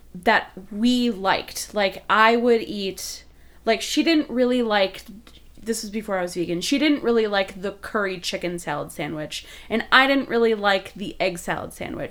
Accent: Wisconsin, United States; I'm I'm from Wisconsin, and so like, I'm, as a vegan person from Wisconsin

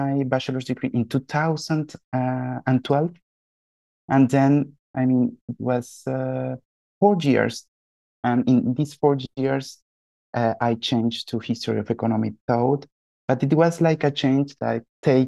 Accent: Venezuela; moved away as an adult; now in France; I'm from Venezuela. I decided to make my postgraduate studies in France

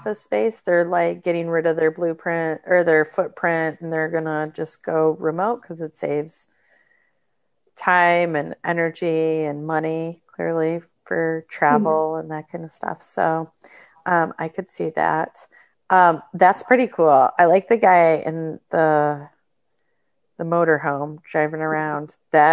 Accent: Michigan, United States; I'm from Michigan, and so my family is from the Upper Peninsula, so I was close to Canada

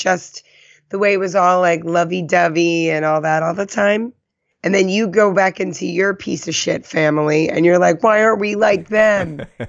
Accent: New Jersey, United States; accent: Jersey; now in California, United States; I mean, I've shook a lot of my Jersey accent just living in California for 7 years.

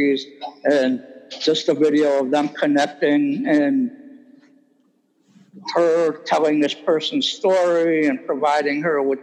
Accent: Parma, Ohio, United States; I started our program in my hometown of Parma, Ohio

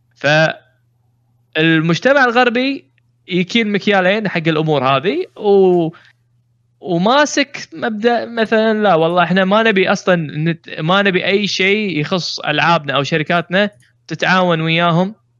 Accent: Kuwait; عندنا بالكويت

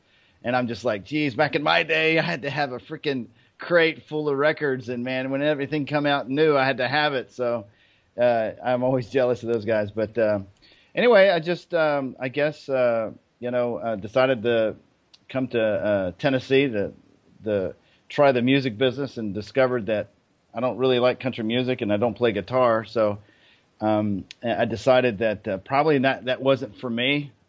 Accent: Germany; So for me, I guess, you know, I grew up in Germany. On a military base.

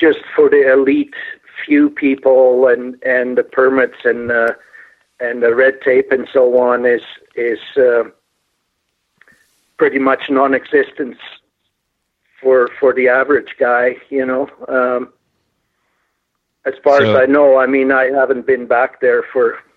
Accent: Amsterdam, North Holland, Netherlands; moved away as an adult; also born or lived in Calgary, Canada; now in Alberta, Canada; I was born and raised in Holland, the Netherlands, big town, Amsterdam, big city, I guess. Immigrated to Canada in 1972, just a few days after my 20th birthday.

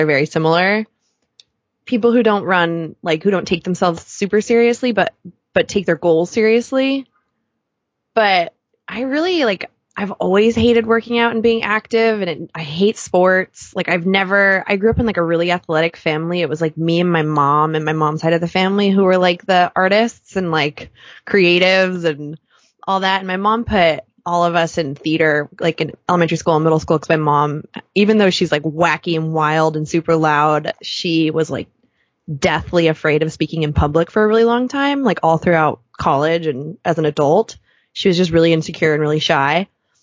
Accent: Southern California, United States; now in New York, United States; I grew up in Southern California, like we grew up in bathing suits

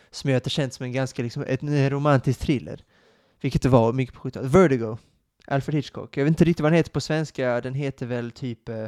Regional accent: Sweden; vilket är lite konstigt eftersom att jag är svensk, som inte hade någon koppling till filmen, den svenska filmen, eller böckerna, eller Stig Larsson

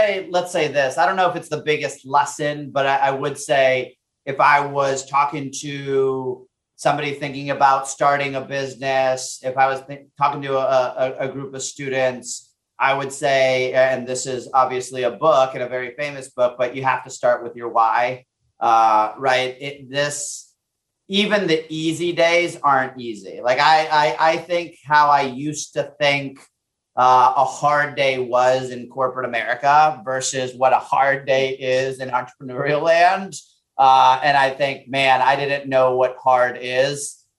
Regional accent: Puerto Rico; born there; moved away; So I was born in Puerto Rico. We moved to the States. I always say my parents were chasing the American dream, right?

